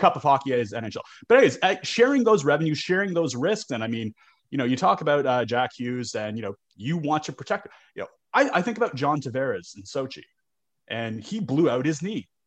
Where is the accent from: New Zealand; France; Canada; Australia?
Canada; I'm Canadian